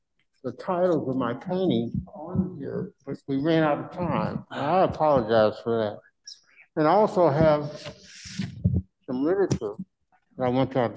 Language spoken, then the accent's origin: English; Kirkwood, Missouri, United States; moved away as an adult; now in St. Louis, United States; I'm from Kirkwood originally, and I moved down here in 1974, and I've been down here ever since